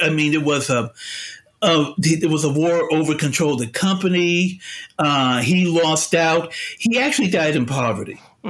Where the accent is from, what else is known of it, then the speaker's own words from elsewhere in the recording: Chicago, Illinois, United States; I'm not a New Yorker, I'm a Chicagoan